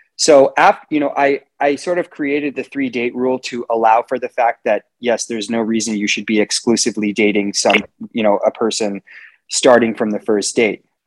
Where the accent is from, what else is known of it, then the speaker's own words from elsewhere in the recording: Los Angeles, California, United States; was born and raised in Los Angeles, California, and I live here today